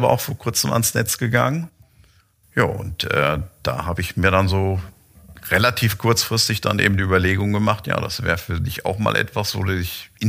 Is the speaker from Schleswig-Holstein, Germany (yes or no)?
no; Lemgo, North Rhine-Westphalia, Germany; Ich bin gebürtiger Lemgoer, bin eigentlich auch immer hier vor Ort gewesen